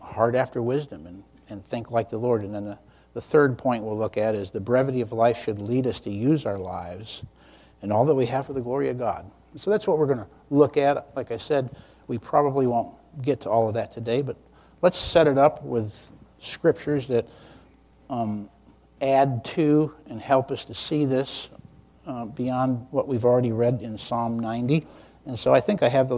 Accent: New York, United States; now in Lynchburg, Virginia, United States; I'm from New York State

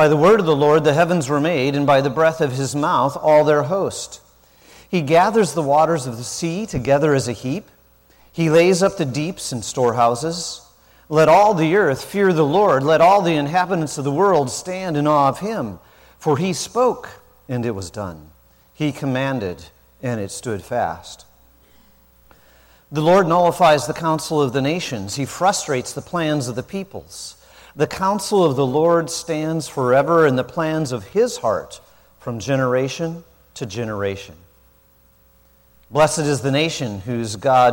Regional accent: South Dakota, United States; moved away; I didn't grow up in the South, I grew up in South Dakota

